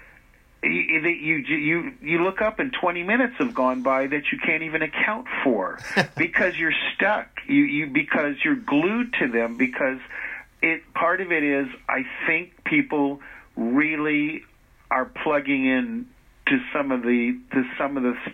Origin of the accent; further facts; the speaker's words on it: Los Angeles, California, United States; growing up in Hollywood